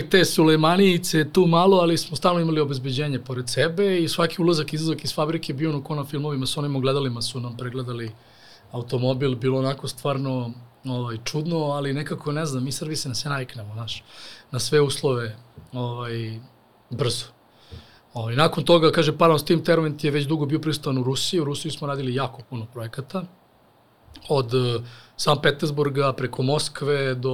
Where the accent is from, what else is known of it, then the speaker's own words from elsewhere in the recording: Serbia; mi Srbi